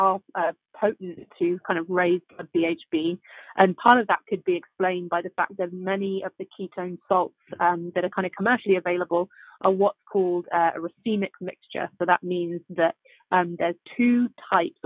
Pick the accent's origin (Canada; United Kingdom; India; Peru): United Kingdom; England; moved away as an adult; also born or lived in Oxford; now in San Francisco, United States; I moved from England, as you can tell from the accent.